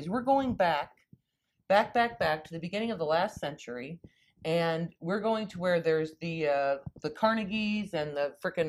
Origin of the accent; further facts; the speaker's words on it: San Diego, California, United States; I was born in San Diego.